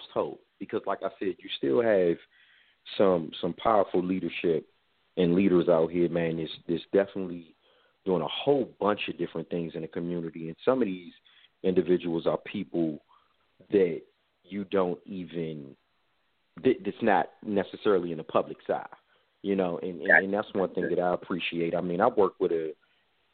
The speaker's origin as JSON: {"language": "English", "town": "Forestville", "region": "Maryland", "country": "United States", "tie": "born or raised there", "said": "I grew up in Forestville, Maryland"}